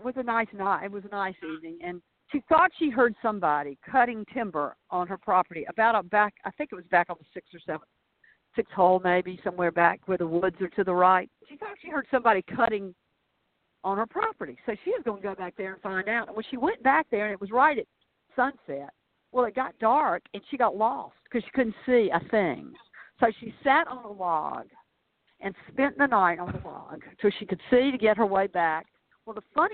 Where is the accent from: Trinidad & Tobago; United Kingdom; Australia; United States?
United States; Raeford, North Carolina; I'm from Rayford, North Carolina